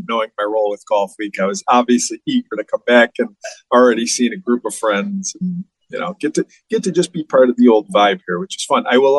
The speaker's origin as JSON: {"language": "English", "town": "Buffalo", "region": "New York", "country": "United States", "tie": "born or raised there", "also_born_or_lived": "Arizona", "moved": "yes", "said": "I was born in Buffalo, born and raised here in Buffalo."}